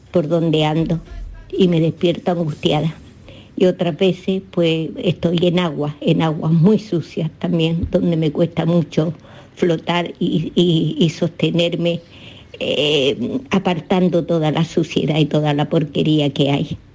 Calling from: Málaga, Andalusia, Spain; de Málaga.

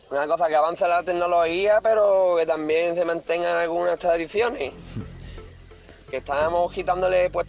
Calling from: Málaga, Andalusia, Spain; eh, de Málaga.

